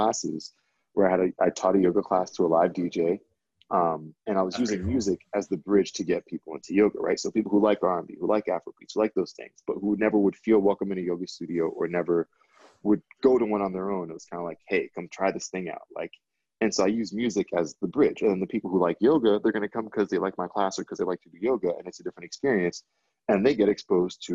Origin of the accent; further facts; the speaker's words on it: Miami, Florida, United States; moved away; I grew up in Miami, which is all Latin American